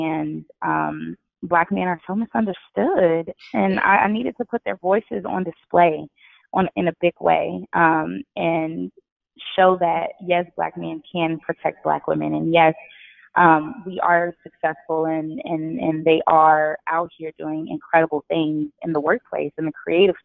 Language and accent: English; Gary, Indiana, United States; now in California, United States; I was born in Gary, Indiana, so I was in the hood.